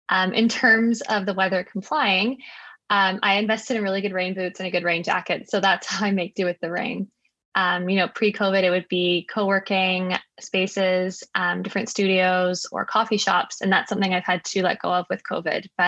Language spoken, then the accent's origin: English; South Africa; born there; Yeah, so I was born in South Africa. Um, I kind of moved back and forth between here and South Africa growing up. Um, both my parents are South African, but my mom was born in Canada.